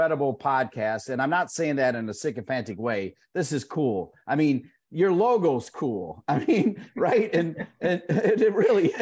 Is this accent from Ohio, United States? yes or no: yes; Ohio, United States; I'm from Ohio